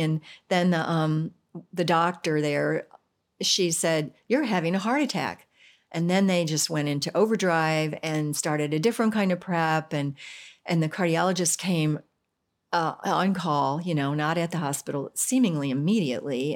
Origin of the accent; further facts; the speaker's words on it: United States; I'm American